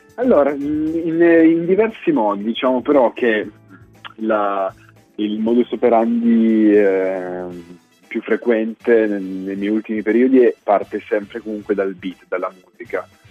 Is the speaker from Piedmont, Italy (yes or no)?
yes; Turin, Piedmont, Italy; sono di Torino.